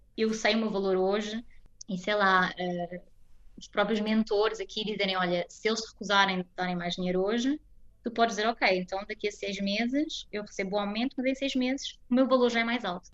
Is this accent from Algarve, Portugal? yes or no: no; Almada, Setúbal, Portugal; moved away as an adult; also born or lived in Finland; now in Munich, Germany; Eu nasci e fui criada em Almada